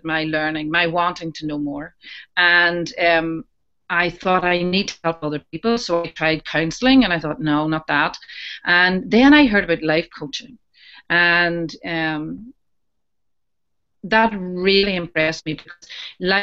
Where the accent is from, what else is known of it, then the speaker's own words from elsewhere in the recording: Newcastle, Northern Ireland, United Kingdom; I'm from Newcastle in County Down in Northern Ireland